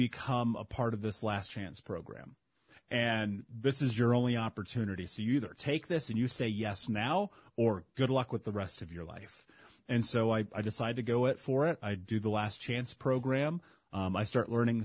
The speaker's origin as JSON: {"language": "English", "town": "Indianapolis", "region": "Indiana", "country": "United States", "tie": "born or raised there", "said": "Growing up in Indianapolis"}